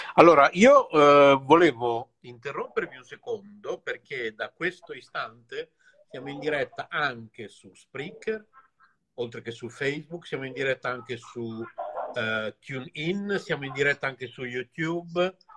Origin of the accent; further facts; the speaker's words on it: Bologna, Emilia-Romagna, Italy; siamo tutti e due qui di Bologna